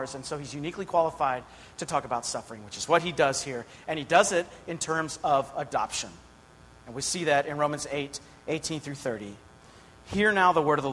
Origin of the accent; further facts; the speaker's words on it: Pittsburgh, Pennsylvania, United States; I grew up outside of Pittsburgh, Pennsylvania